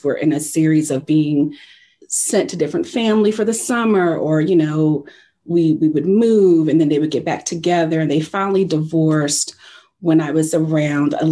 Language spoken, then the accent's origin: English; New Jersey, United States; I'm from New Jersey